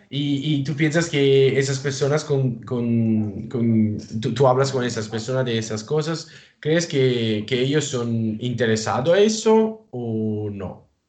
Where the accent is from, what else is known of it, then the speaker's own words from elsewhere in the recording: Italy; Spanish is a second language; en mi país, en Italia